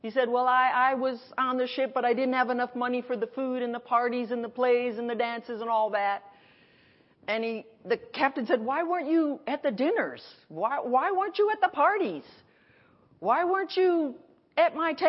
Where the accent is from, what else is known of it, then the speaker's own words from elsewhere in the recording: Milford, Connecticut, United States; I grew up in Milford. That was like 50 minutes from New York